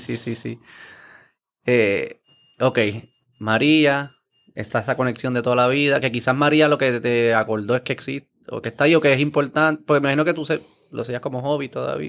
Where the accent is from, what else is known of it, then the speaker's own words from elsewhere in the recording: Puerto Rico; como puertorriqueño